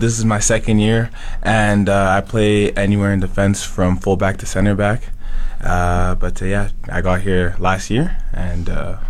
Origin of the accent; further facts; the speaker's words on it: Red Deer, Alberta, Canada; also born or lived in Ottawa, Ontario / Calgary, Alberta; No, I was born in Ottawa. I moved around a few times. I did get picked up in Calgary, but I am from Red Deer.